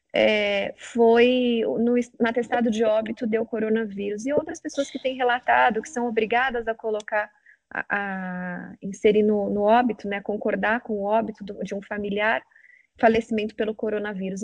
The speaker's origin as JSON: {"language": "Portuguese", "region": "São Paulo", "country": "Brazil", "said": "eu sou de São Paulo, sou paulistana"}